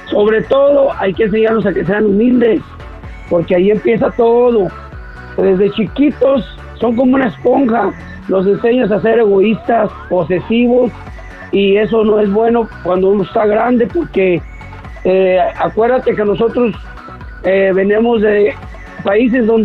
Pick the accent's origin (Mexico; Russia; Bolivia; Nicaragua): Nicaragua; de parties nicaragüense.